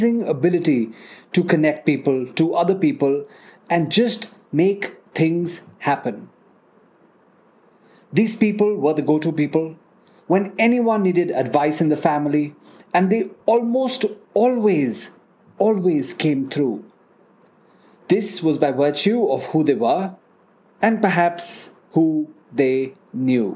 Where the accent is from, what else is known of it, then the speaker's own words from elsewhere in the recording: National Capital Region of India, Delhi, India; I grew up in the National Capital Region of India